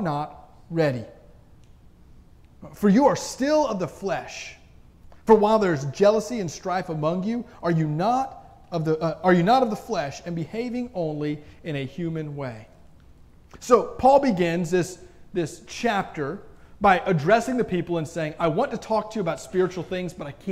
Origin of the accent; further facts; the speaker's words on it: Florida, United States; now in Robinson, Illinois, United States; We had trees when I grew up in Florida